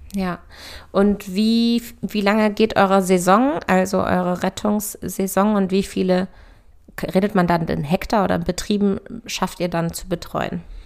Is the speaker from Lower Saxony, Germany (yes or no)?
yes; Hanover, Lower Saxony, Germany; moved away; Freundin von mir aus meiner Heimat, die jetzt sozusagen ganz, ganz frisch in unsere Mädelsrunde aufgenommen wird und das erste weibliche Nachkommen von uns zu Hause von meinen Hannover Girls ist